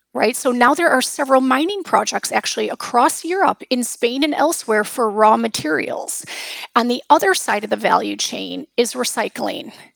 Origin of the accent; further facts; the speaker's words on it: United States; moved away; I come from the United States